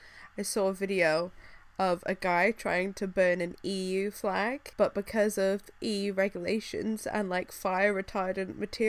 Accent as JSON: {"language": "English", "region": "England", "country": "United Kingdom", "said": "I am both obviously British and English"}